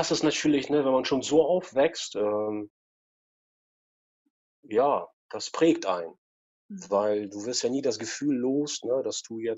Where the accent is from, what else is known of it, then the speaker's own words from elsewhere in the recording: Russia; Ich bin auch früher, also genau, ich bin auch in Russland groß geboren, 79, ne, noch in den 70ern.